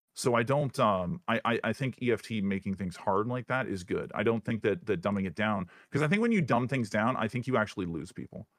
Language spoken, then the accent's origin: English; Northern Ontario, Canada; moved away as an adult; now in United States; grew up in Northern Ontario